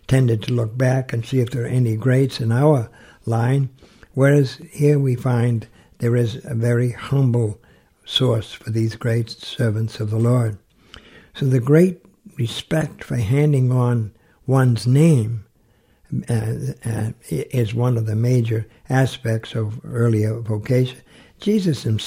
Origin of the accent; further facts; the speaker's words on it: New England, United States; I grew up in New England